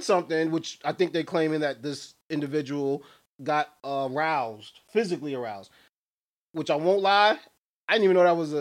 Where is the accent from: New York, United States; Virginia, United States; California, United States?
New York, United States; Because I'm from New York